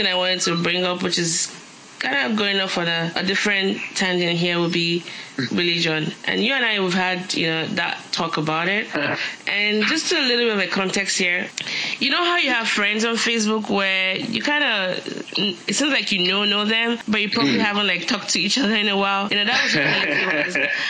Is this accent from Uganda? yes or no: no; Nigeria; moved away; also born or lived in United States; I had that carryover effect of Christianity from my parents and growing up in Nigeria, where you were either Christian or Muslim or nothing else. And then moving to the US, where it was so secular